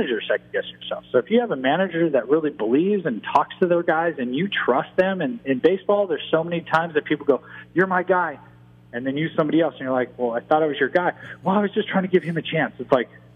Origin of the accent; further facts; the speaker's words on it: San Diego, California, United States; I love the Padres in my hometown team because I live here in San Diego with my kids